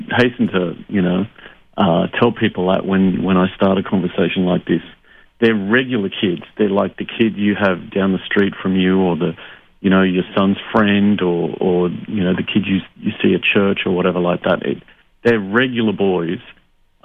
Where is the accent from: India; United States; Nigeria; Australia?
Australia; Sydney, New South Wales; moved away as an adult; also born or lived in Hungary / United Kingdom; growing up in Sydney in Australia